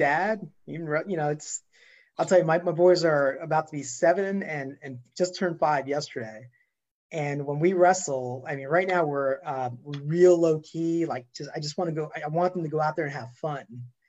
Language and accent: English; New Jersey, United States; accent: New York accent; moved away as an adult; also born or lived in Brooklyn, New York; now in Georgia, United States; a Jersey boy